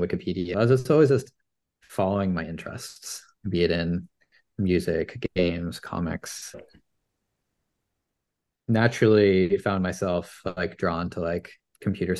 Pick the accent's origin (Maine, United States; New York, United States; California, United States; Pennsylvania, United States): Maine, United States; born and raised in Maine, grew up spending a lot of time in my family business.